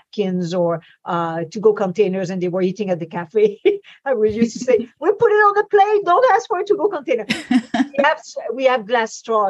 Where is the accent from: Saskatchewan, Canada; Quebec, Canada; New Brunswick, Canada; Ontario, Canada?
Quebec, Canada; I'm in Canada, and mm-hmm. I was brought up in Quebec.